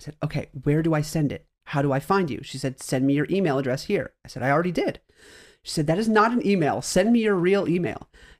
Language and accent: English; Greece; She said, great. Where are you from? And I said, Greece.